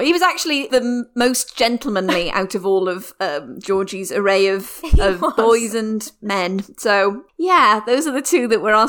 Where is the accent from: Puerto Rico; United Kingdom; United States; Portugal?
United Kingdom; Wales; also born or lived in London; I moved from London back to Wales